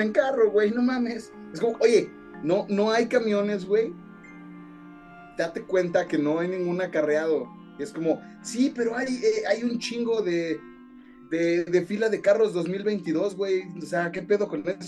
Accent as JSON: {"language": "Spanish", "country": "Mexico", "said": "los mexicanos somos"}